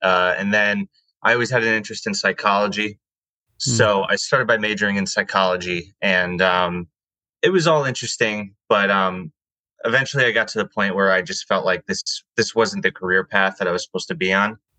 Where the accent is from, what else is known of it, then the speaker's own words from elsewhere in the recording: West Haven, Connecticut, United States; I grew up in West Haven, Connecticut